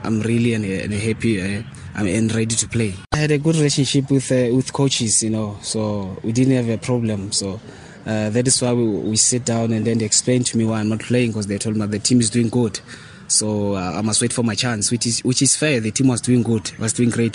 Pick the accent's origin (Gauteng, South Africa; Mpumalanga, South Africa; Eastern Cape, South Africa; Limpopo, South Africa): Limpopo, South Africa; Polokwane; moved away; also born or lived in Soweto; That's why I end up here in Bulukwan, because this is my hometown.